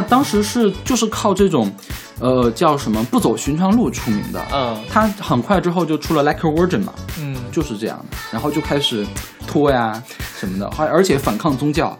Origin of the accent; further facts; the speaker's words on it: China; 是不是因为大陆人都比较勤奋，不喜欢放假呀？